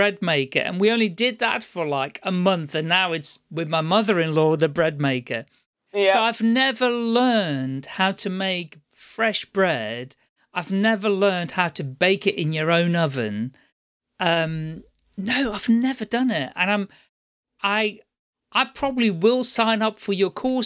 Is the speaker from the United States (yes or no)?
no; Amsterdam, North Holland, Netherlands; moved away; I'm originally from the Netherlands, Amsterdam